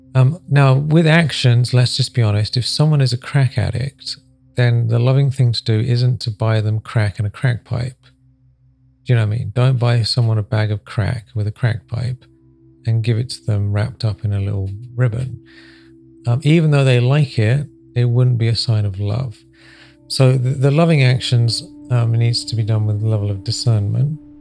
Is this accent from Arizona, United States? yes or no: yes; Sedona, Arizona, United States; I'm from Sedona